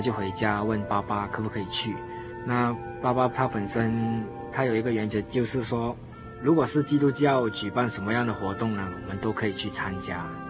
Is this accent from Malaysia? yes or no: yes; Malaysia; 我是来自马来西亚